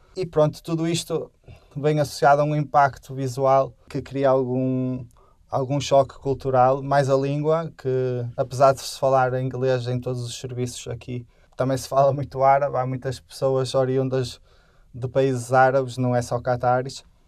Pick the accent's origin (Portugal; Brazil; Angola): Portugal; moved away as an adult; also born or lived in France; now in Qatar; estava um, a estudar na mesma cidade onde nasci